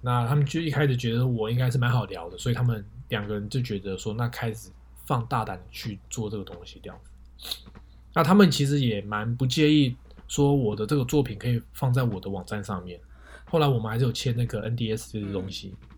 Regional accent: Taiwan; moved away; also born or lived in North America; 我们台湾人会叫做写真集

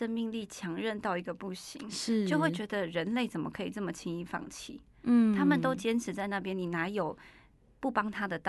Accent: Taiwan; 我是原住民，

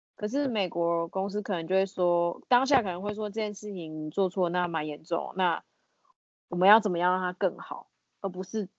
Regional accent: Taiwan; now in Texas, United States; 唯一一个台湾人

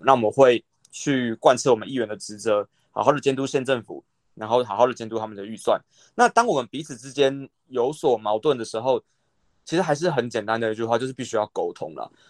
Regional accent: Taipei, Taiwan; moved away as an adult; now in Miaoli, Taiwan; 我不是苗栗人啊，我是台北人

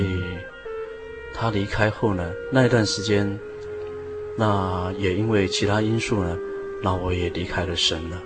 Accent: Hualien County, Taiwan; also born or lived in Guanshan, Taitung County, Taiwan; 我出生于台东县的嗯哼。关山镇

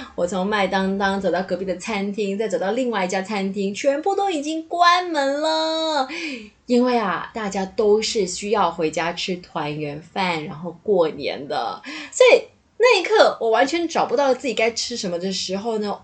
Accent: Malaysia; moved away; also born or lived in Taipei, Taiwan; 作为一个马来西亚人

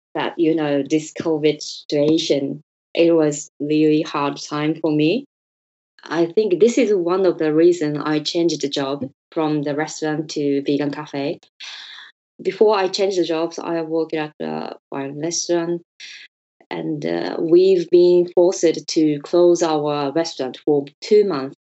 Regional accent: Hyogo, Japan; English is a second language; moved away as an adult; also born or lived in London, United Kingdom; now in Tokyo, Japan; I was born in Hyogo near Osaka. I studied interior design in Tokyo, so I moved to Tokyo.

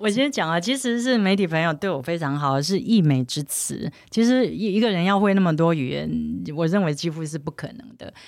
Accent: Taiwan; 自然而然台湾或我生长的环境是这样

